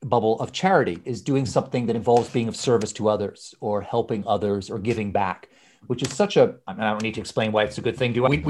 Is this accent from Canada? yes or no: yes; Canada; moved away as an adult; also born or lived in Scotland / Edinburgh; now in London, United Kingdom; I was born in Scotland, but I grew up in Canada